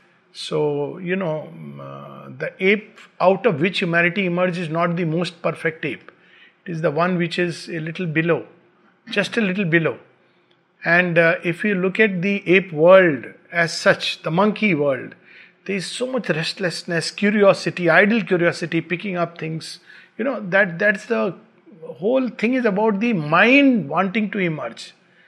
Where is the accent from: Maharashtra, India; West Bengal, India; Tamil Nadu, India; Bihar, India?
Bihar, India; born there; also born or lived in Uttar Pradesh / Pune; My roots are in UP. I was born in Bihar. I studied in Pune.